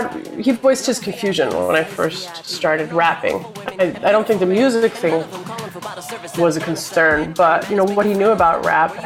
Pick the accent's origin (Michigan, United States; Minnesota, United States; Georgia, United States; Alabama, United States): Minnesota, United States; Minneapolis; I grew up in Minneapolis, Minnesota.